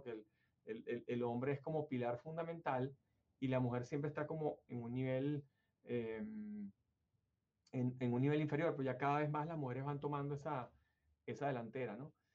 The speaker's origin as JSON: {"language": "Spanish", "country": "Venezuela", "moved": "yes", "lives_now": "United States", "said": "Yo vengo de Venezuela, obviamente, y mi mayor experiencia laboral en mi compañía en Venezuela"}